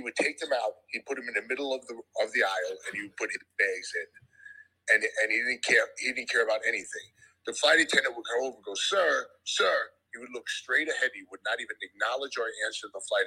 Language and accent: English; near Manhattan, New York, United States; not far from here